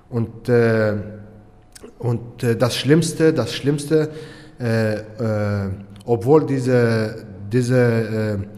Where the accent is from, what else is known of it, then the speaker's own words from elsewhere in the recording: Turkey; German is a second language; ich bin äh, in der Türkei im Krieg aufgewachsen.